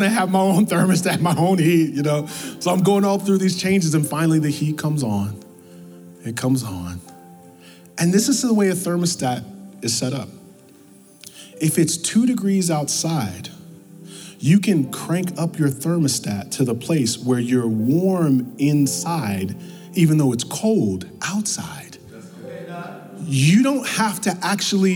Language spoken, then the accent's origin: English; New York, United States; moved away; also born or lived in the South; I'm from New York